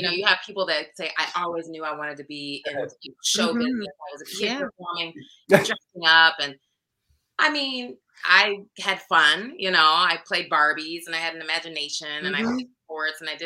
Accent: Iowa, United States; moved away as an adult; also born or lived in Chicago / Los Angeles / Washington, D.C. area; I'm from Iowa. So I get back home for a few years

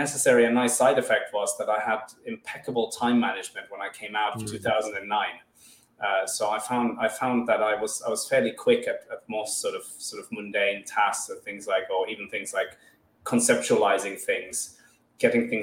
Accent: Finland; also born or lived in Madagascar; I'm originally from Madagascar with a German father, and I grew up in Finland.

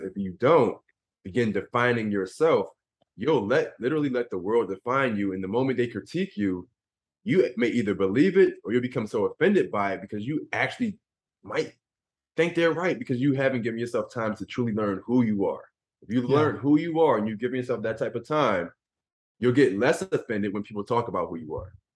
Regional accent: Philadelphia, Pennsylvania, United States; I grew up in Philadelphia

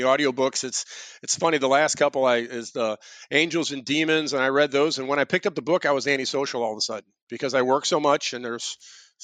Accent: St. Louis, Missouri, United States; I grew up in St. Louis and I was an Eagle Scout

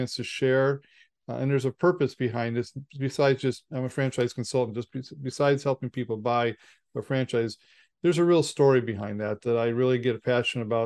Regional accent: Chicago, Illinois, United States; I'm from Chicago

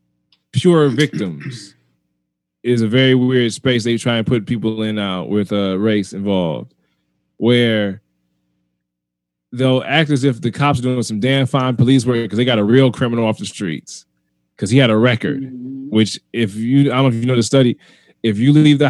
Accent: United States; I'm American made, like born and raised here.

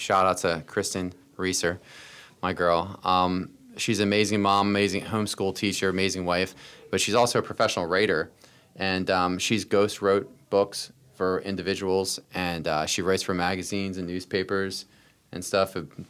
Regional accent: Boyertown, Pennsylvania, United States; I was a kid from Boyertown, although we moved a lot as kids, but we lived, you know, all over kind of southeastern PA.

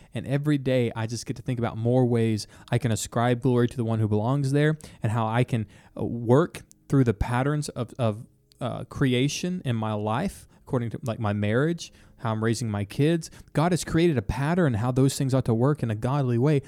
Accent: Texas, United States; I'm from Texas.

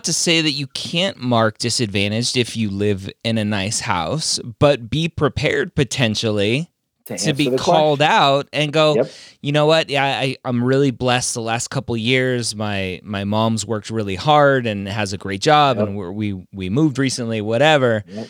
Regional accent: Canada; will a U.S. admissions committee see that I'm Canadian and go, oh, wait, yeah, they're different.

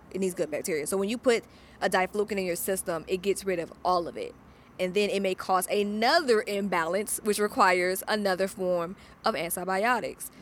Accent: Atlanta, Georgia, United States; now in Los Angeles, United States; I'm from Atlanta, so I'm used to not being the only black person in the room. I think at my high school, there was probably five white people.

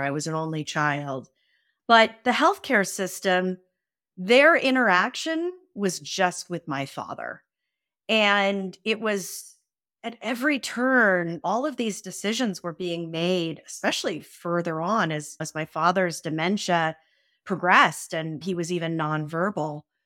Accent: San Francisco, California, United States; I grew up in San Francisco in the eighties

